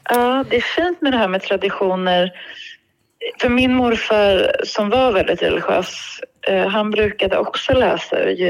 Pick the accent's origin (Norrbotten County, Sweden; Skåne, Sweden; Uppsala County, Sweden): Uppsala County, Sweden; Uppsala; jag kommer från Uppsala, vi brukade åka till julspelet i domkyrkan.